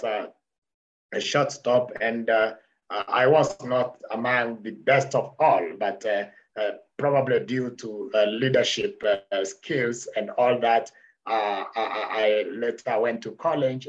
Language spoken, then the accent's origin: English; Kenya; I'm born and bred in Kenya, in the Mount Kenya region.